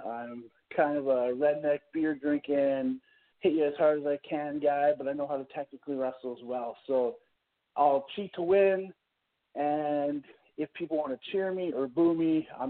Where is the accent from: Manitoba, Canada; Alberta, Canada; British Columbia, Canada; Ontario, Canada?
British Columbia, Canada; Campbell River; I'm from Campbell River, British Columbia. That's on Vancouver Island in Canada.